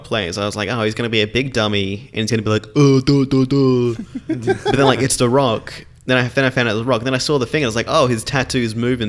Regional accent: Australia; I'm Australian.

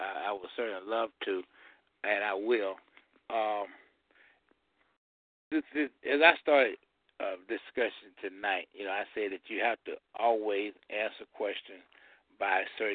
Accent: Georgia, United States; I grew up in Georgia

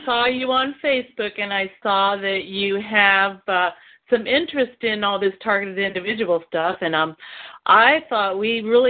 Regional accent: Washington, United States; I'm from Washington State

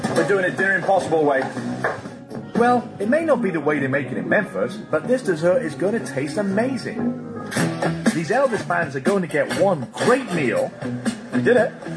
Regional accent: the South of England, United Kingdom; I'm from the South, the South of England, that is

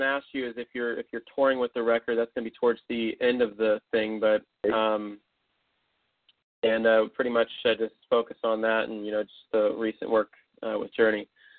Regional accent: Tampa, Florida, United States; I'm from Tampa, so I'm just west of you guys.

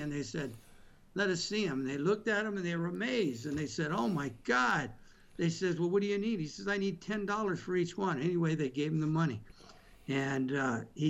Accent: Eagle Rock, California, United States; I grew up in Eagle Rock, a little town of Eagle Rock.

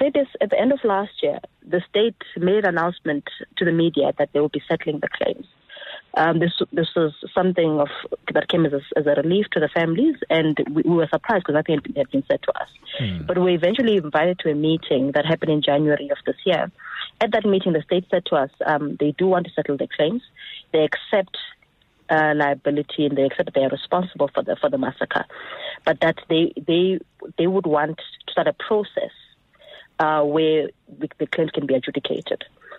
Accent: South Africa; Look, Eusebius, the 6th of August 2012 is a moment of national shame for all South Africans.

